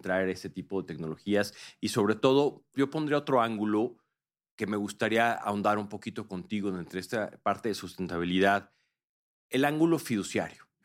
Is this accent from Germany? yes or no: no; Mexico; yo como mexicano y como profesional de inversión